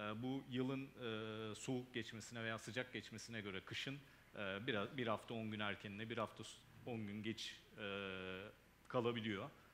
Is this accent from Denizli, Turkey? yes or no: yes; Denizli, Turkey; also born or lived in Burdur; doğum yerim Denizli ama e, kökenim, anasonun vatanı olan Burdur, Türkiye'de.